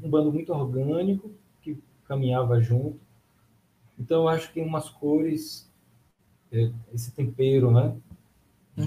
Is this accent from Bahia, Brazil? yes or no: yes; Bahia, Brazil; para mim também, que sou baiano, essa referência nordestina